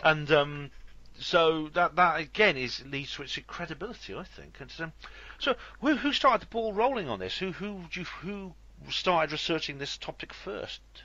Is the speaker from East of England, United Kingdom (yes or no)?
no; West Wales, United Kingdom; now in Oxford, United Kingdom; I come from West Wales and I know. I live in Oxford now